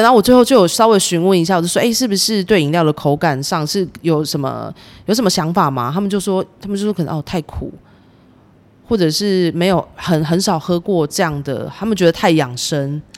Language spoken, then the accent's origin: Chinese; Kaohsiung, Taiwan; 我朋友也是，我们高雄人嘛